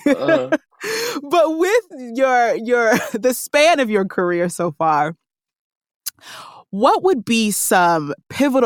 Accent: New Jersey, United States; I grew up, born and raised in Jersey

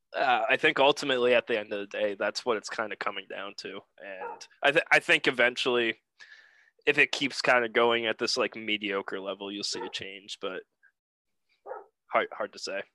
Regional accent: Southern Maine, United States; I'm from Southern Maine. Grew up in Maine my entire life

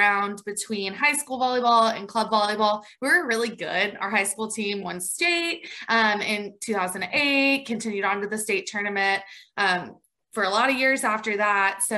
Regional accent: Franklin, Tennessee, United States; moved away as an adult; now in Macon, United States; From Franklin, Tennessee, currently live in Macon, Georgia

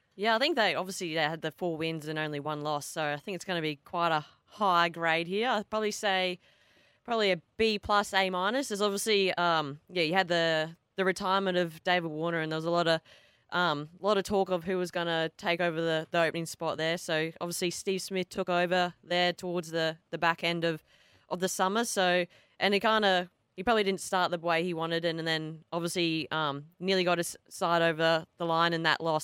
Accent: Australia; an Aussie

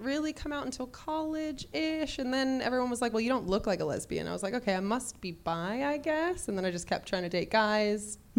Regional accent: near New Orleans, swamp town on the Texas–Louisiana border, United States; moved away as an adult; also born or lived in Los Angeles, United States; So I grew up in, I say I'm from New Orleans, but I grew up in a tiny little swamp town on the border of Texas and Louisiana.

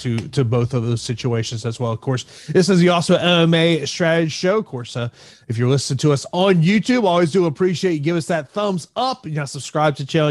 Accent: Tampa, Florida, United States; my hometown of Tampa, Florida

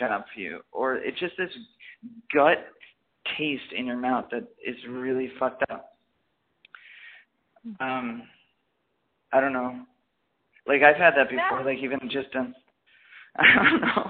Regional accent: Midwest, United States; moved away; I was from the Midwest

